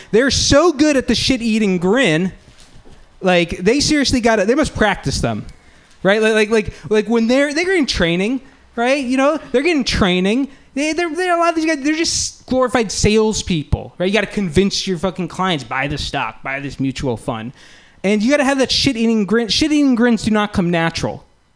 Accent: Palo Alto, California, United States; I'm from Palo Alto

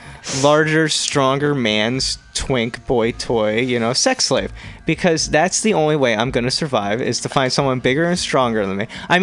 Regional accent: East Coast, United States; moved away; also born or lived in New York; growing up in the East Coast and having lived in New York

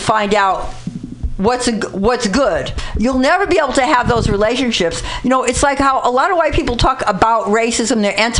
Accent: New York City, New York, United States; I grew up in the Bronx in a very lower working class background.

